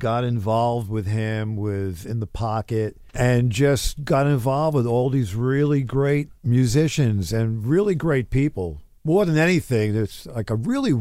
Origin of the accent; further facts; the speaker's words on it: New York City, New York, United States; growing up in Brooklyn with my brother